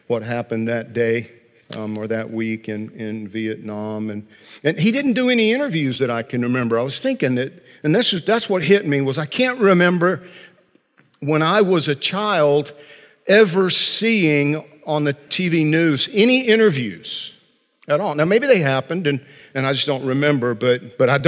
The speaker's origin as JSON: {"language": "English", "region": "Central Georgia", "country": "United States", "tie": "born or raised there", "said": "little boy growing up in Central Georgia"}